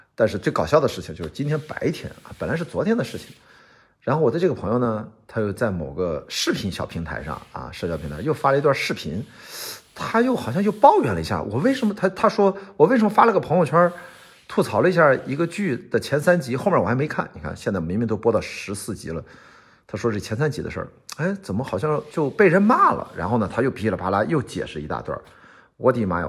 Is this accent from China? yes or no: yes; northern China, China; now in Shanghai, China; 我们都是北方人，现在刚好最近在上海生活，生活的有一段时间了